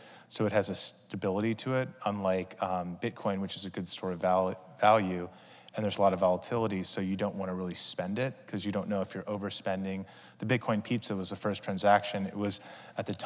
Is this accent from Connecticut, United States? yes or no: yes; Greenwich, Connecticut, United States; We grew up in Greenwich, Connecticut.